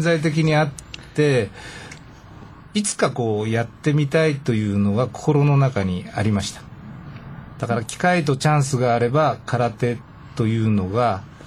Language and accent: Japanese; Nishitokyo, Tokyo, Japan; 地元に戻って地元で自分の会を立ち上げて、まあ、独立した形なんですけれども、まあ、平成15年から、えー、西東京市で教えるようになりました。